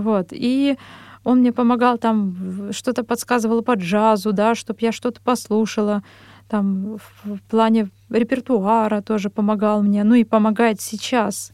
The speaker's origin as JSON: {"language": "Russian", "town": "Ozyorsk", "region": "Chelyabinsk Oblast", "country": "Russia", "tie": "born or raised there", "also_born_or_lived": "Vishnevogorsk / Verkhnyaya Pyshma / Kursk", "moved": "as an adult", "lives_now": "Moscow, Russia", "said": "я родом из Челябинской области, а, город Озёрск. Позже переехали в поселок Вишневогорск"}